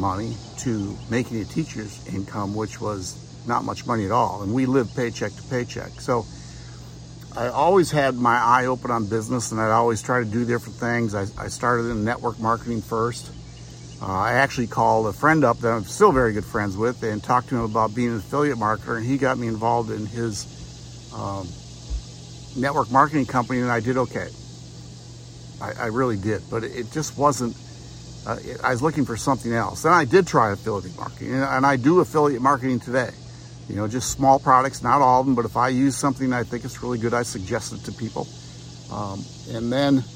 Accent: Wisconsin, United States; Nancy and I grew up in Wisconsin, and I lived on a lake

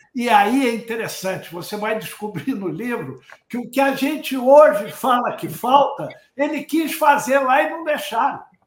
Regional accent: Rio de Janeiro, Brazil; sou carioca né? e, e, e criei no, em Santa Teresa

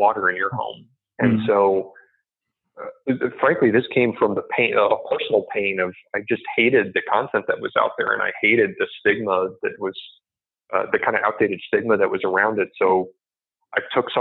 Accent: Midwest, United States; moved away; also born or lived in Silicon Valley; I came from the Midwest. I grew up, you know, hunting and camping and those kinds of skills

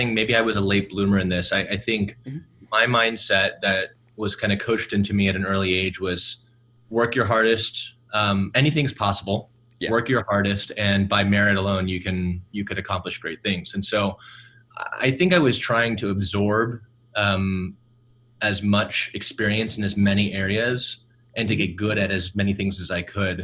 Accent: Atlanta, Georgia, United States; also born or lived in Milwaukee, Wisconsin; I grew up in Atlanta, Georgia. I was actually born in Milwaukee, and we moved down to Atlanta when I was one for my dad's job

